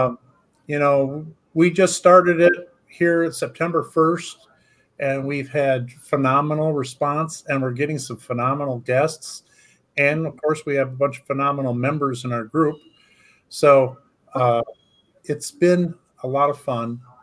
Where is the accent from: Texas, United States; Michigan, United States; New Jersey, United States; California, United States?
Michigan, United States; we're from Michigan and we're not far from the Detroit area